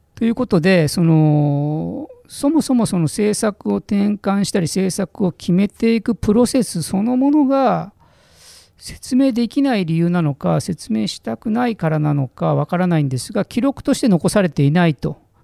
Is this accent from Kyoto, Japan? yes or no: no; Mitaka, Tokyo, Japan; 私も多摩の三鷹というところの出身